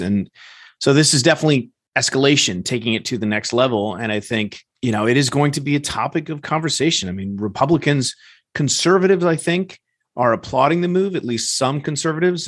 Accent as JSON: {"language": "English", "town": "Evanston", "region": "Illinois", "country": "United States", "tie": "born or raised there", "said": "my hometown here in Evanston, Illinois"}